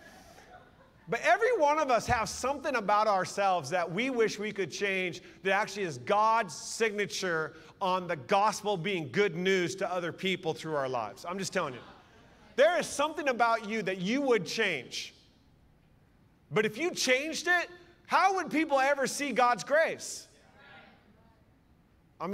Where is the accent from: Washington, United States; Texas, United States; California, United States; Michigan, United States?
Washington, United States; Seattle; I'm from Seattle. I was a youth pastor back in the day